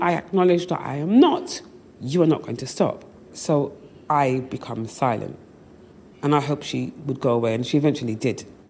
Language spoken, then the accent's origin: English; England, United Kingdom; You do not recognize me as British